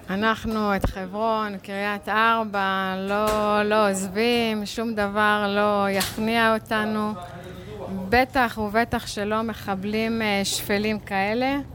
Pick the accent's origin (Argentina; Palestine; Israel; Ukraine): Palestine; Kiryat Arba, West Bank; אנחנו גרים בקריית ארבע המון המון שנים, נולדנו במקום, גדלנו במקום, בנינו את ביתנו בקריית ארבע, מגדלים דור שלישי בקריית ארבע.